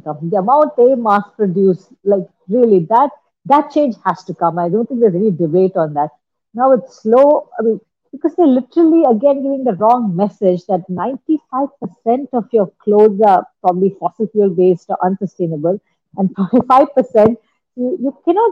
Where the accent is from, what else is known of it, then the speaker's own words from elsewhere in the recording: India; for me being an Indian